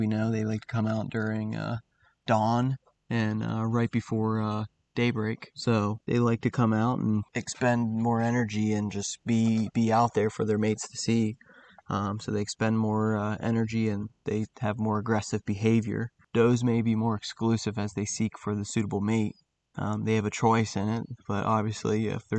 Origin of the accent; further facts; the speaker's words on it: South Central Pennsylvania, United States; I grew up in South Central PA ever since I could walk